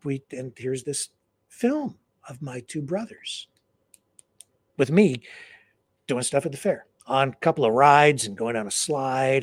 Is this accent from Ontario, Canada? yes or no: yes; London, Ontario, Canada; in my hometown, London. They called it the Western Fair